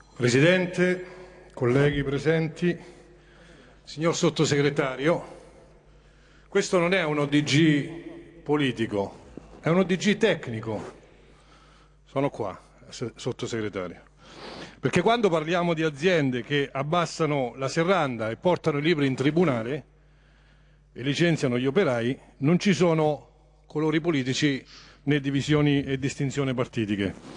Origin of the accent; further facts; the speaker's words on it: Montegranaro, Marche, Italy; sono di Montegranaro